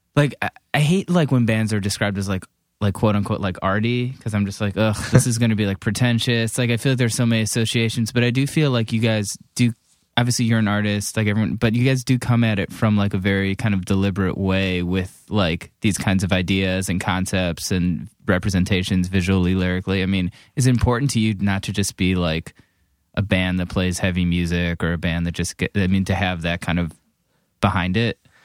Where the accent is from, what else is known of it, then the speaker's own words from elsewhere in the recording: Cleveland, Ohio, United States; I grew up in Cleveland